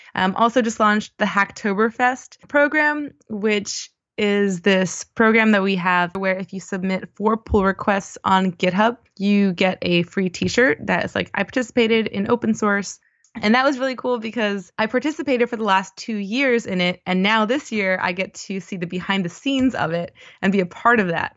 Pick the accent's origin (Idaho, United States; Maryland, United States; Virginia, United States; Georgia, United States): Maryland, United States; Baltimore; moved away as an adult; also born or lived in Washington, D.C. / Austin, Texas; I grew up in Baltimore on the East Coast of the U S